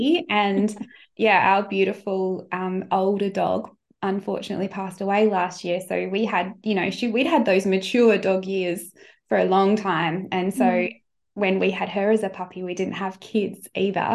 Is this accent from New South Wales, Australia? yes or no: no; Sunshine Coast, Queensland, Australia; moved away as an adult; also born or lived in Brisbane; I was from the Sunshine Coast